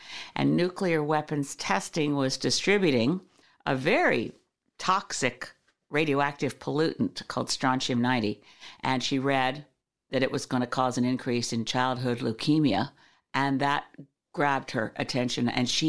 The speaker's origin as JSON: {"language": "English", "country": "Canada", "said": "This is a wonderful thing about being Canadian"}